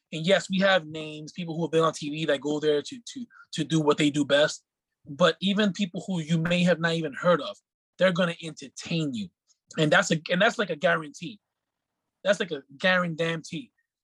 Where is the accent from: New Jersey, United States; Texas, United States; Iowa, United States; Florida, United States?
Texas, United States; San Antonio; You know, I came from San Antonio, had nowhere to train during the pandemic